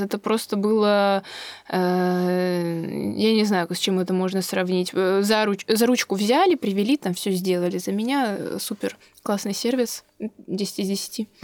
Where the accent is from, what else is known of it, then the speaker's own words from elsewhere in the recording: Moscow, Russia; moved away as an adult; now in Israel; Я родилась и выросла в Москве